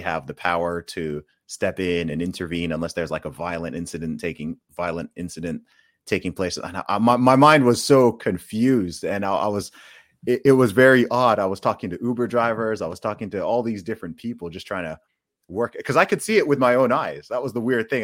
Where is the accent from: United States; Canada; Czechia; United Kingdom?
United Kingdom; coming from the U K